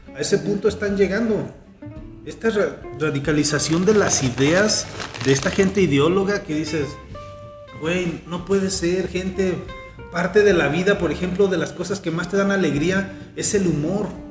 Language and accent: Spanish; Mexico; como mexicanos